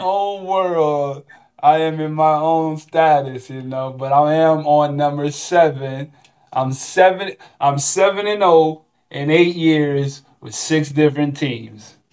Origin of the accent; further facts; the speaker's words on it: Florida, United States; moved away as an adult; I'm from Florida